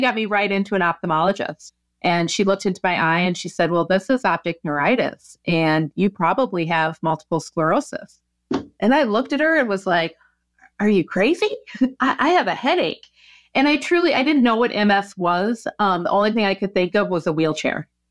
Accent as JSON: {"language": "English", "region": "Minnesota", "country": "United States", "tie": "born or raised there", "moved": "yes", "lives_now": "Oregon, United States", "said": "I grew up in Minnesota"}